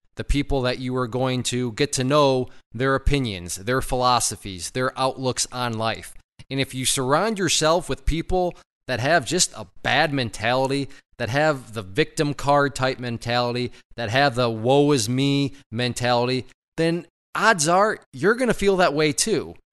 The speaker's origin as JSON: {"language": "English", "region": "Ohio", "country": "United States", "tie": "born or raised there", "moved": "yes", "lives_now": "Michigan, United States", "said": "I grew up in Ohio"}